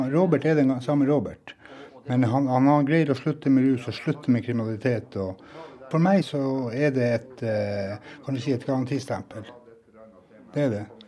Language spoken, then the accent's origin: Norwegian; Norway; jeg som nordmann